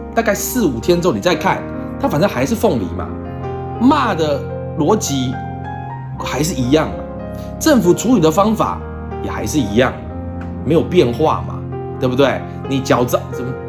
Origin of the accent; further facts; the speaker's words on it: Taiwan; 我们台湾人